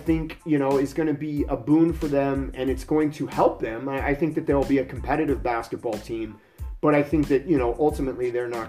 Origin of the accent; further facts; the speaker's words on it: Los Angeles, California, United States; I'm going to go with my hometown boys, too. I'm going to go with the Lakers on this one.